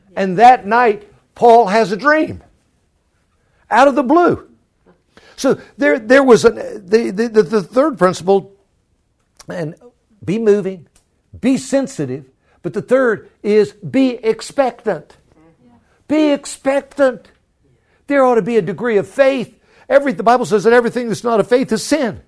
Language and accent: English; Florida, United States; now in Virginia, United States; I'm from Florida, living in Virginia